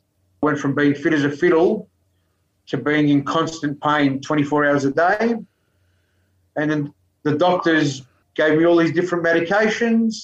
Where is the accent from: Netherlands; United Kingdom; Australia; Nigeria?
Australia; Melbourne, Victoria; I grew up in Melbourne